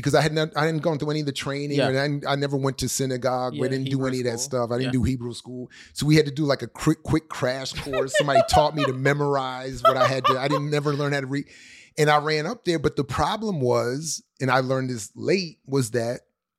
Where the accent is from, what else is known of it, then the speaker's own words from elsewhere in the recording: Colombia; because growing up in Colombia, you grow up right next to people with more money.